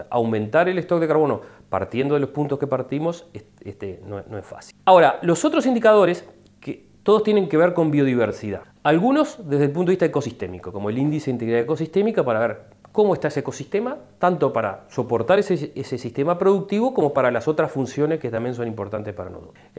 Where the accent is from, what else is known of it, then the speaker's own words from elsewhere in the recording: Uruguay; para el resto de los uruguayos que dependemos de los servicios ecosistémicos